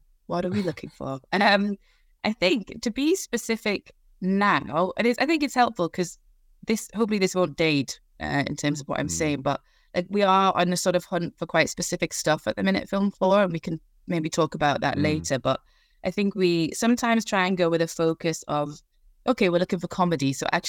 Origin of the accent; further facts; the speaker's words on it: Newcastle, North East England, United Kingdom; I'm from Newcastle, hence the sort of twang of an accent.